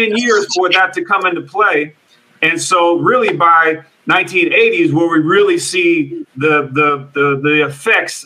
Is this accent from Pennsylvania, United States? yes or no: no; Oakland, California, United States; I grew up in Oakland, California